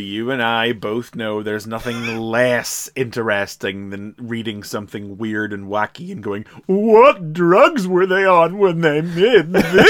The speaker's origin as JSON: {"language": "English", "region": "Northern Ireland", "country": "United Kingdom", "said": "I'm from Ireland"}